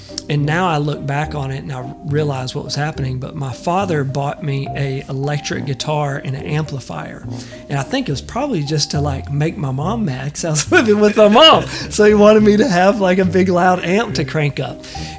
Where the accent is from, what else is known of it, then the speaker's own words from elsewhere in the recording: East Texas, United States; as a kid growing up in East Texas